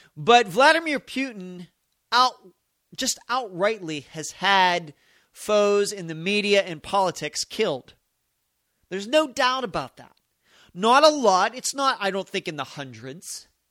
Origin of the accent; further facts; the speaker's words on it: United States; we as American citizens